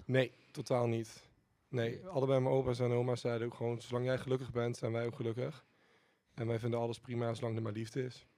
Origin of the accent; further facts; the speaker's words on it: Didam, Gelderland, Netherlands; ik kom uit Didam